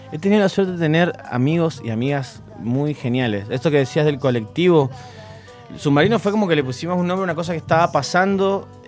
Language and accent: Spanish; Mendoza, Argentina; also born or lived in Buenos Aires; ya que soy mendocino